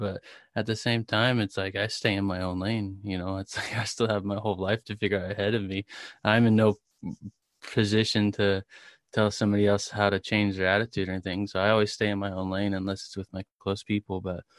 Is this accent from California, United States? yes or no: yes; Murrieta, California, United States; Murrieta, California.